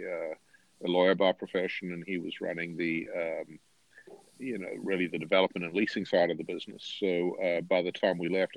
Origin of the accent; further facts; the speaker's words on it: Durban, KwaZulu-Natal, South Africa; moved away as an adult; also born or lived in Cape Town; now in United States; I grew up in a city called Durban on the beach, went to the University of Cape Town